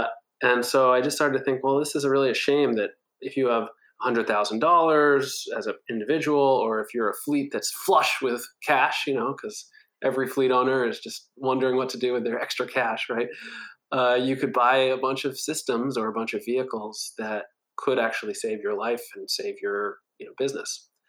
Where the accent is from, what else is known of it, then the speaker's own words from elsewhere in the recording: Hancock, New Hampshire, United States; born there; also born or lived in Nigeria / Wisconsin / Minnesota / Washington, D.C.; now in Eastern Long Island, United States; I was born in a small town called Hancock, New Hampshire. I've lived all over the world, Nigeria, Wisconsin, Minnesota, Washington, D.C., New York City, and most recently, Eastern Long Island.